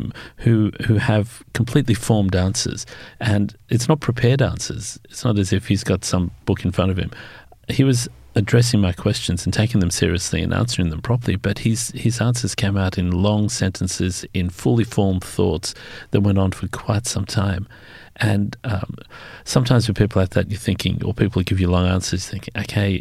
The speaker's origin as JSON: {"language": "English", "town": "Sydney", "region": "New South Wales", "country": "Australia", "said": "I'm pure yokel. I come from Western Sydney back in the days when it seemed to be the far end of the world."}